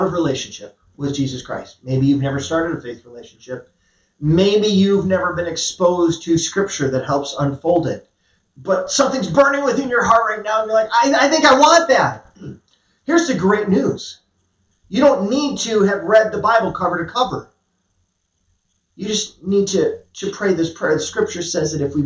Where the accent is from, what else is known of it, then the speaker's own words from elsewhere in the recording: United States; I'm an American